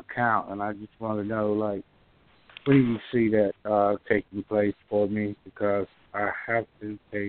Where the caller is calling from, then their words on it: Georgia, United States; I'm calling from Georgia.